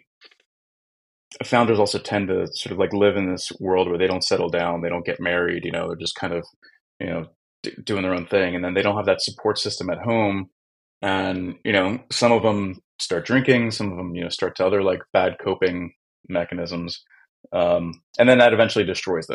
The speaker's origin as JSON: {"language": "English", "town": "Philadelphia", "region": "Pennsylvania", "country": "United States", "moved": "yes", "lives_now": "Warsaw, Poland", "said": "I'm from Philly"}